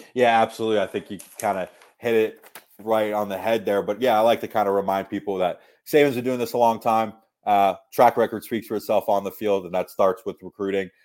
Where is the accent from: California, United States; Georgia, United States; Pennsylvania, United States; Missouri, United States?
Georgia, United States; Atlanta; moved away as an adult; also born or lived in Tuscaloosa, Alabama; born and raised in Atlanta, Georgia